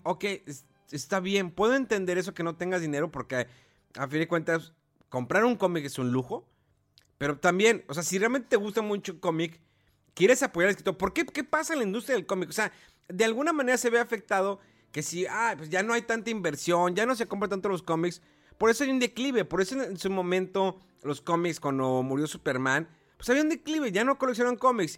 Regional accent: Cerro de la Silla, Nuevo León, Mexico; Yo vivía anteriormente toda mi infancia, adolescencia por el Cerro de la Silla, que es un lugar, pues es un cerro enemático del estado de Nuevo León

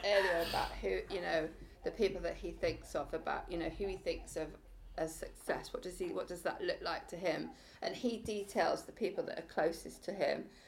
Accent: Preseli Mountains, Wales, United Kingdom; I was born in the Preseli Mountains

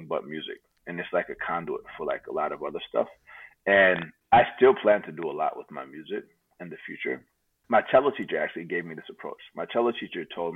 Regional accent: Atlanta, Georgia, United States; moved away as an adult; also born or lived in California; now in Bay Area, United States; I was born in California, grew up in Atlanta

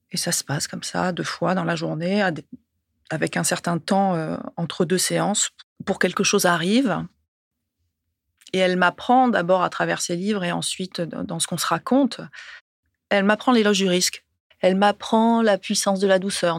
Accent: Ajaccio, Corsica, France; moved away as an adult; also born or lived in Paris, France; now in Aix-en-Provence, France; J'ai grandi dans une école euh, plutôt sauvage euh, sur la rive sud d'Ajaccio, que j'ai quittée ensuite pour aller au lycée Fèche à Ajaccio

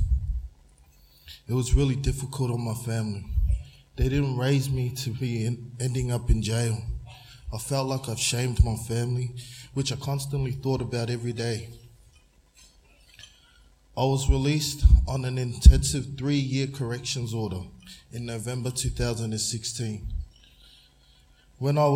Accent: Shepparton, Victoria, Australia; also born or lived in Brisbane, Australia; I grew up in Shepparton

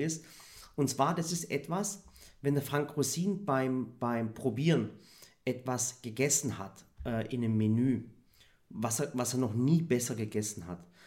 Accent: Swabia, Baden-Württemberg, Germany; weil ich ja selber Schwabe bin, war ich auch noch für die Schwaben

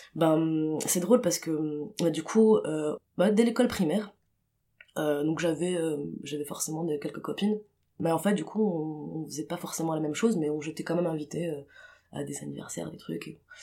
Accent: Tunis, Tunis Governorate, Tunisia; j'ai grandi à j'ai grandi à Tunis

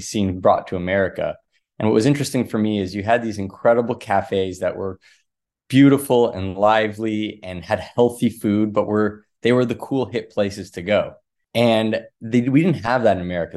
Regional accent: Los Angeles, California, United States; moved away as an adult; also born or lived in Washington, D.C. / Sydney, Australia; I grew up in Los Angeles

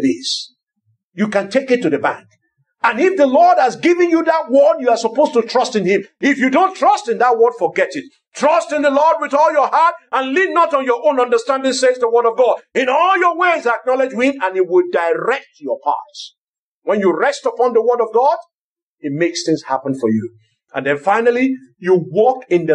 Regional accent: Lagos, Nigeria; I grew up in Lagos

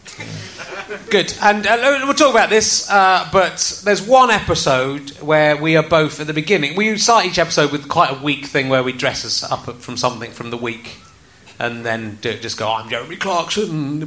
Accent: Cheddar, South West England, United Kingdom; also born or lived in Loughborough; I moved from Loughborough when I was eight to Cheddar

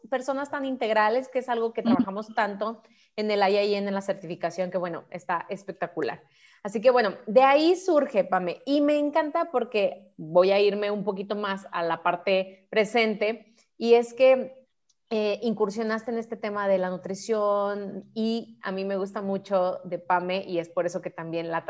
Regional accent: Costa Rica; soy de Costa Rica, ¿verdad? Tengo 33 años

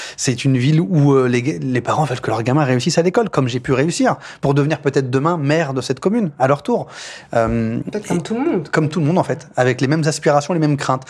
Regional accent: Poissy, Île-de-France, France; Je suis né ici, à, à l'hôpital de Poissy. J'ai grandi dans l'école de la République

